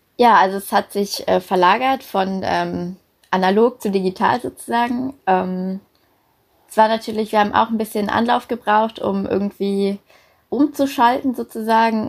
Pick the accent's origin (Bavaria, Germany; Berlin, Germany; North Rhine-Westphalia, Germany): Berlin, Germany; moved away as an adult; also born or lived in Denmark; now in Hamburg, Germany; ich komme ursprünglich aus Berlin, und bin zum Studium dann nach Hamburg gegangen